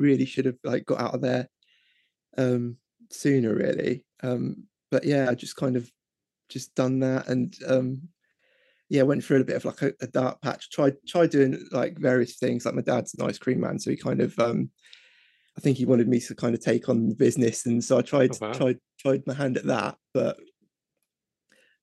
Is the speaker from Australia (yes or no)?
no; Reading, South East England, United Kingdom; I'm from Reading in England